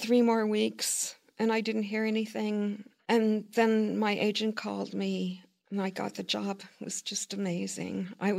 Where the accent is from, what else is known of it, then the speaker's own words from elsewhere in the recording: Brussels, Brussels-Capital Region, Belgium; moved away; I said, Brussels, Belgium.